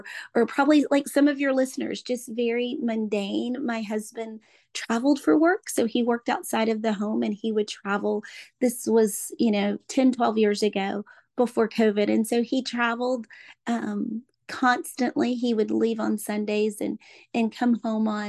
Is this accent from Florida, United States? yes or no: yes; Orlando, Florida, United States; I'm from Orlando, Florida